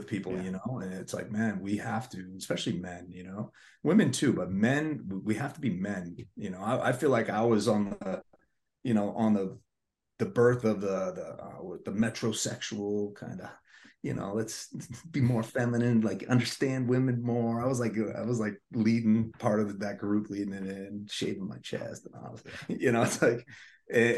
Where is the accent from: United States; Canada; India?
United States; Boston, Massachusetts; moved away; also born or lived in Los Angeles; I grew up in Massachusetts in Boston, like liberal capital